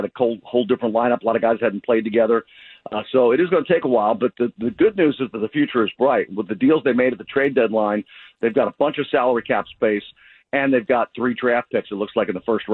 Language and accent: English; Philadelphia, Pennsylvania, United States; now in Texas, United States; I grew up in Philly